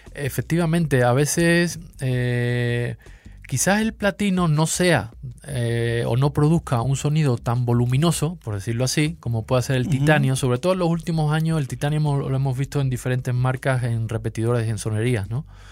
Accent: Seville, Andalusia, Spain; accent: sevillano; moved away as an adult; now in Mexico City, Mexico; Yo soy de Sevilla, sí. Aquí llevo ya unos años, ya casi una década, medio chilango

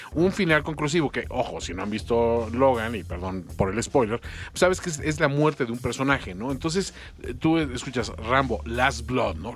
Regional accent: Mexico; Como mexicano

